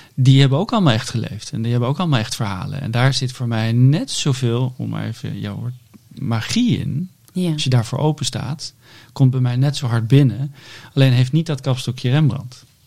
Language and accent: Dutch; Netherlands; wij allemaal als Nederlander